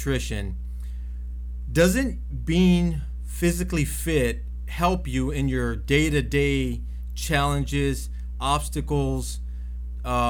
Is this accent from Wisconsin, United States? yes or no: no; Arvin, California, United States; also born or lived in Camarillo, California; come from a small town like where we grew up at in Arvin